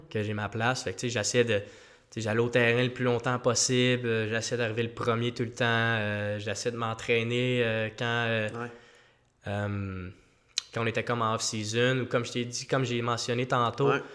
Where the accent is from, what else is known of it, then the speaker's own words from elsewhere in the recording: Quebec, Canada; je suis Québécois, le seul Québécois, à sur l'équipe euh, amateur